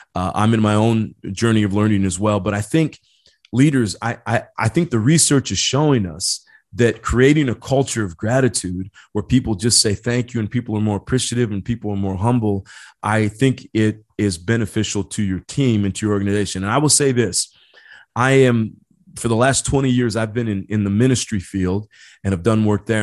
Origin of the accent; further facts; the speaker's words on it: Indiana, United States; now in San Diego, United States; I grew up back in Indiana